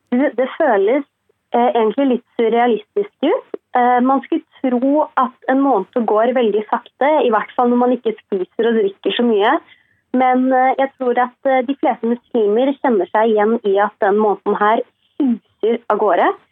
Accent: Sri Lanka; now in Norway; jeg er opprinnelig fra Sri Lanka

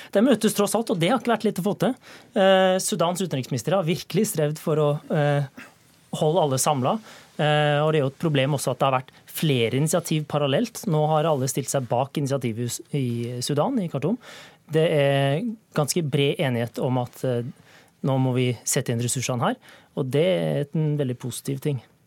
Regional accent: Norway; jeg ikke er fransk, og at jeg er norsk

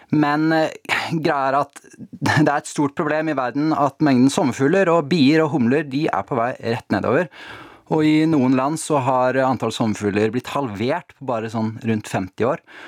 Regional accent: Tjøme, Vestfold, Norway; Jeg har vokst opp på Tjøme, da, eh, ute ytterst i Oslofjorden

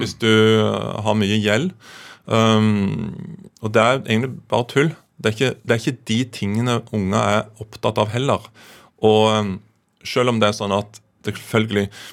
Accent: Kvassheim, Jæren, Rogaland, Norway; hjemme på Kvassheim på Jæren

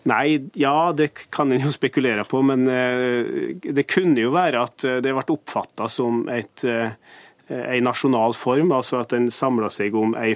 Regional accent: Trysil, Innlandet, Norway; Jeg kommer fra Trysil.

